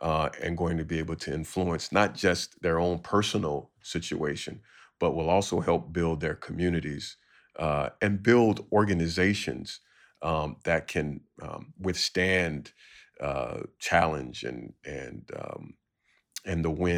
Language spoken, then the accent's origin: English; Chicago, Illinois, United States; And of course, I'm from Chicago, so it's always some house music in there.